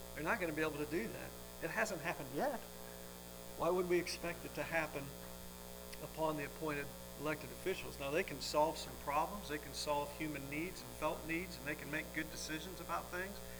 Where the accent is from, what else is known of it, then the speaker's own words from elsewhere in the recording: Welsh, Wales, United Kingdom; I'm Welsh